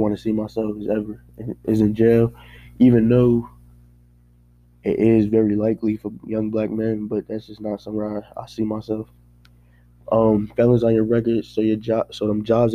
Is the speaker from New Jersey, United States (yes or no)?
yes; Paterson, New Jersey, United States; growing up in Paterson, New Jersey